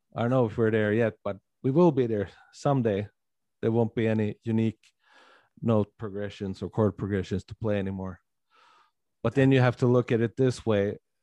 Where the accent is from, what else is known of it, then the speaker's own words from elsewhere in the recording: Sweden; living and growing up here in Little Sweden